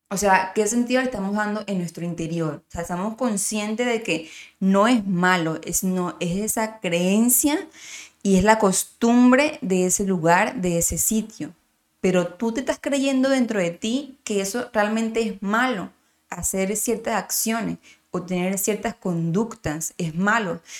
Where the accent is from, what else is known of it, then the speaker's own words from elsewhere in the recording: Miranda, Venezuela; de donde yo, yo soy de Miranda